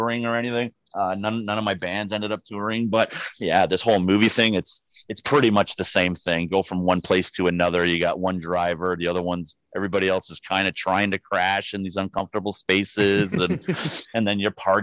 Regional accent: Niagara Falls, Ontario, Canada; also born or lived in St. Catharines, Ontario; I was born in St. Catharines, but ended up moving out to the Falls. And it was like my second year of grade four when they used to fail people. So yeah, I was in Niagara Falls the whole time.

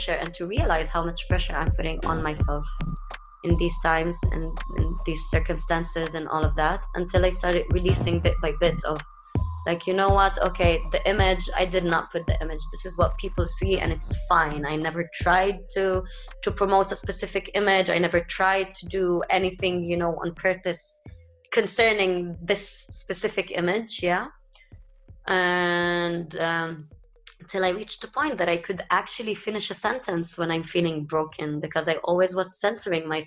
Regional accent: Haifa, Haifa District, Israel; also born or lived in Tel Aviv, Israel; I am from Haifa. Haifa is a Palestinian city, but it was occupied by Israel

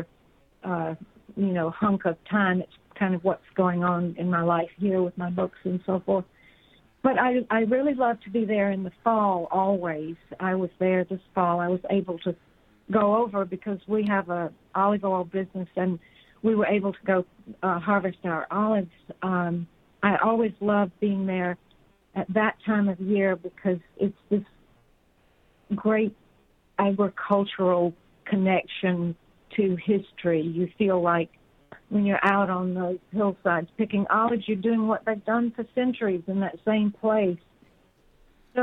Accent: the South, United States; moved away; also born or lived in Cortona, Italy; I was growing up in the South

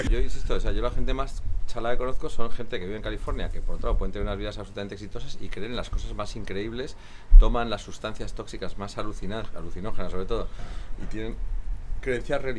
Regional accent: Spain; Soy muy español.

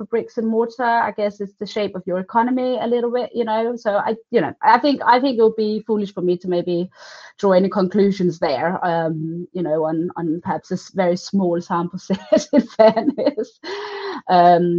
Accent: Denmark; I'm from Denmark

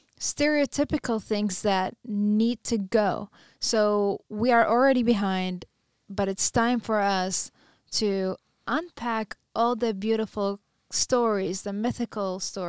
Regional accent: United States; Because I'm pretty sure as a U.S., you know, as an American, I would like to.

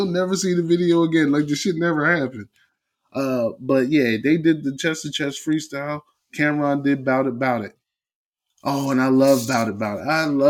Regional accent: New York, United States; I'm from New York.

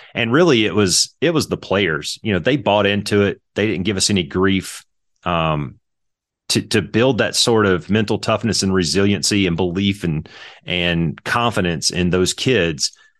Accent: Lake Providence, Louisiana, United States; I was north and east of Monroe in a little town called Lake Providence

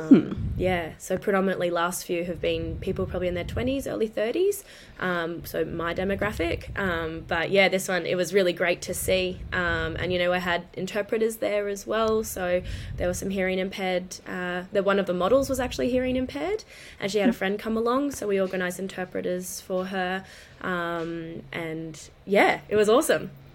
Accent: Brisbane, Queensland, Australia; I'm from Queensland, predominantly in Brisbane

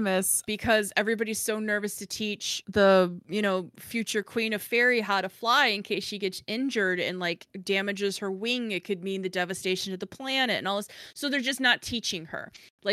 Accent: Chicago, Illinois, United States; I'm from Chicago.

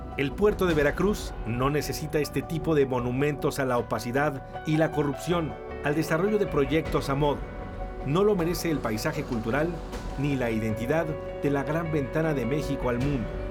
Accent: Weston-super-Mare, South West England, United Kingdom; mi ciudad natal, Weston Supermare, en Inglaterra

